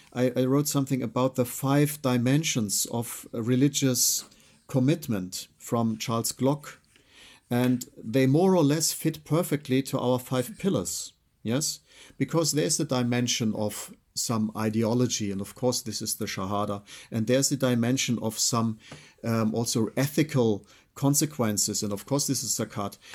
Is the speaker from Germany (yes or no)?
yes; Freiburg, Baden-Württemberg, Germany; I was born in Freiburg. I'm German origin.